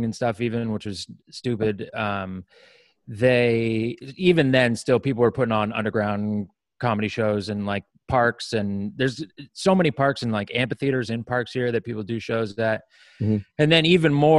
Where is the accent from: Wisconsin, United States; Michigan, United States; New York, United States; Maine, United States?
Maine, United States; now in California, United States; I grew up in Maine, but not that part. I grew up in the woods part, not the not the rich coast.